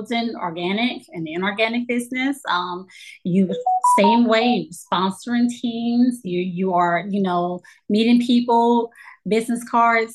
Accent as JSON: {"language": "English", "region": "Louisiana", "country": "United States", "also_born_or_lived": "Colorado", "moved": "yes", "lives_now": "Texas, United States", "said": "I'm from Louisiana"}